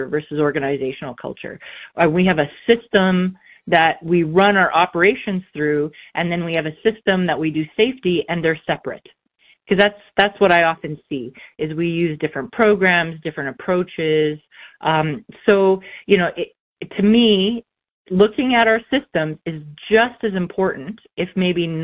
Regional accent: Saskatchewan, Canada; Good old Saskatchewan farm girl

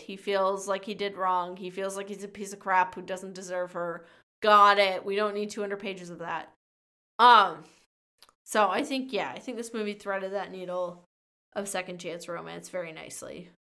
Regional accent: Minnesota, United States; a small town near my hometown in Minnesota

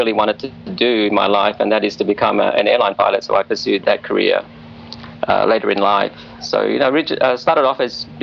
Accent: Australia; moved away as an adult; also born or lived in Singapore / China / Indonesia / United States; from the age of five, I grew up in Australia, went to school there, went to college, university there

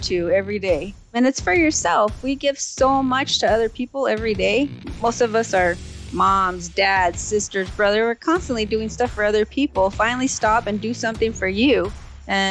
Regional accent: California, United States; California, born and raised.

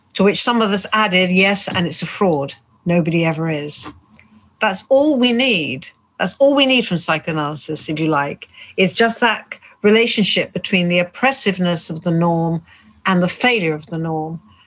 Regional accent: United Kingdom; I'm British even though I'm Jewish, British, and originally Polish

